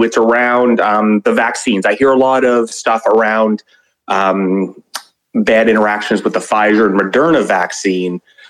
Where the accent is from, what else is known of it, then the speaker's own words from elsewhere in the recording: New Brunswick, Canada; accent: Canadian; I am Canadian. I am from the province of New Brunswick.